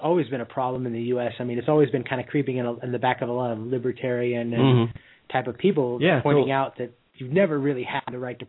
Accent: United States; Well, what part of the United States? I'm actually from there.

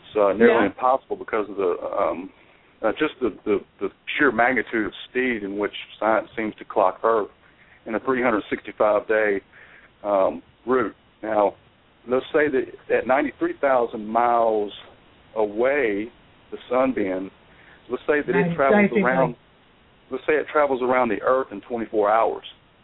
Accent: North Carolina, United States; I'm from North Carolina.

